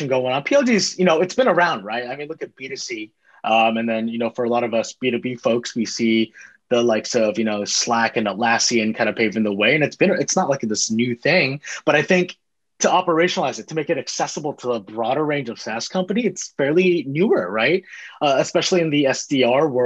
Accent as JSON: {"language": "English", "area": "Bay Area, Silicon Valley", "region": "California", "country": "United States", "tie": "born or raised there", "said": "I grew up in the Bay Area, grew up in the heart of Silicon Valley, grew up down the street from Apple"}